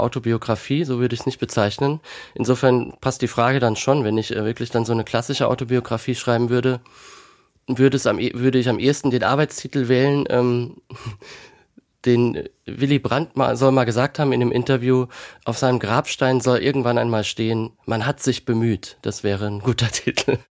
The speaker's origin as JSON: {"language": "German", "town": "Kaiserslautern", "region": "Rhineland-Palatinate", "country": "Germany", "tie": "born or raised there", "said": "von Kaiserslautern, meiner Geburtsstadt"}